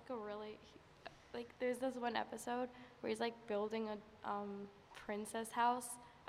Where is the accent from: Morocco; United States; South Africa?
United States; New York City, New York; I'm from Queens, New York.